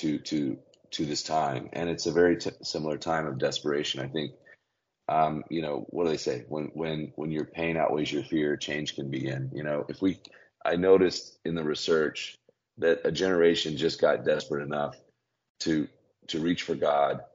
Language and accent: English; Birmingham, Alabama, United States; I grew up in Birmingham, Alabama